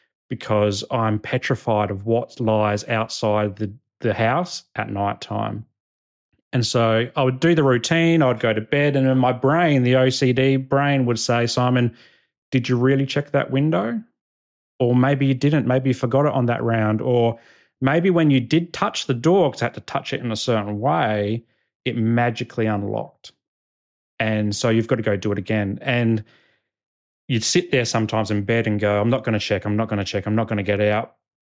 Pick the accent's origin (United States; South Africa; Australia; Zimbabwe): Australia; Adelaide, South Australia; this is kind of like the persona that I took on as a young boy growing up in Northern Adelaide.